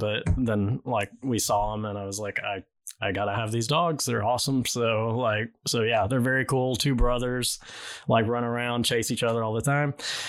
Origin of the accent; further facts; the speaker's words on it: Texas, United States; moved away; I grew up in Texas